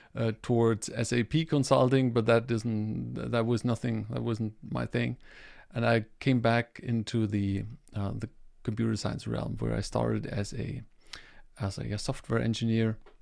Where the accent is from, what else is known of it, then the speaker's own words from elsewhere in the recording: Germany; I'm coming from Germany